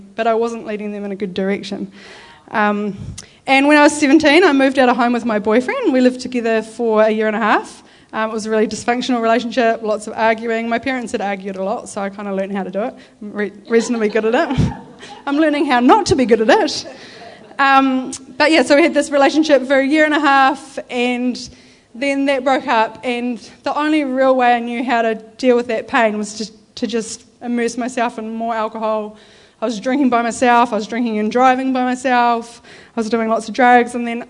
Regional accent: Christchurch, Canterbury, New Zealand; So I grew up in Christchurch in a non-believing family.

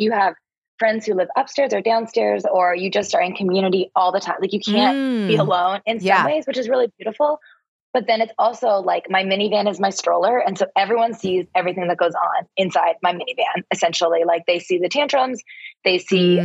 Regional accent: Toronto, Ontario, Canada; moved away as an adult; now in New York City, United States; I'm actually from Canada. I'm from Toronto, and came to the States in 2008

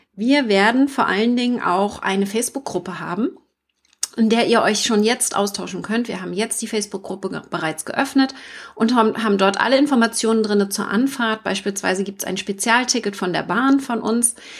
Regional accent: Mecklenburg-Vorpommern, Germany; also born or lived in Hamburg; Ich komme aus Mecklenburg

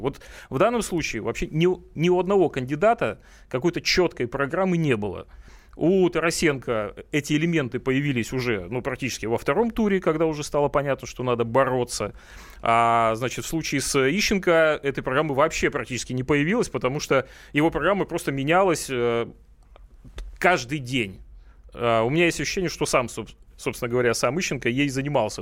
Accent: Primorsky Krai, Russia; now in Moscow, Russia; Это мой родной край

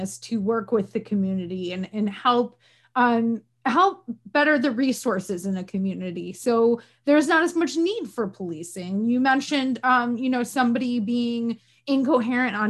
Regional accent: Northern New York, United States; where I'm from Northern New York, Canada adjacent.

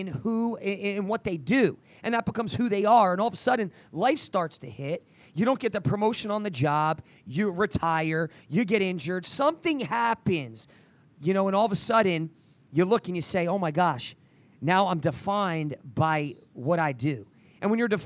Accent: New Jersey, United States; now in Oklahoma, United States; I grew up in New Jersey

